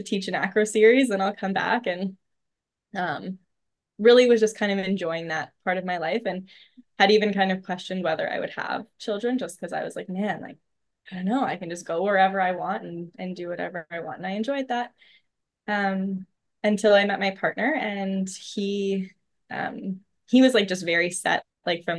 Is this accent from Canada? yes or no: yes; about 2 hours from Ottawa, small town in Northern Ontario, Canada; moved away as an adult; also born or lived in Toronto; I live in a small town in Northern Ontario, which I also never thought that I would do. I lived in Toronto for a number of years. I'm back in my hometown